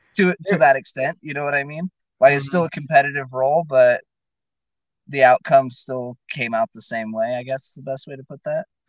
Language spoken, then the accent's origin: English; Fresno, California, United States; moved away as an adult; now in Klamath Falls, United States; originally I'm from Fresno, California